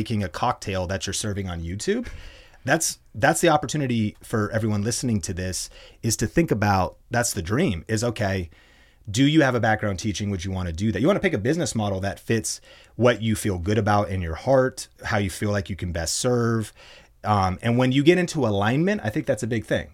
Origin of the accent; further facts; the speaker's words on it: Arlington, Washington, United States; I'm a small town kid, college dropout, um, and growing up in Arlington, Washington